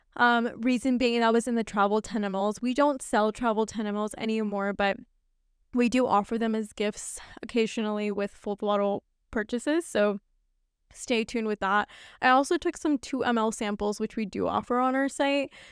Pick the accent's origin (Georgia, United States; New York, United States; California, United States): New York, United States; also born or lived in Pakistan (family) / Scottsdale, Arizona; I'm a New Yorker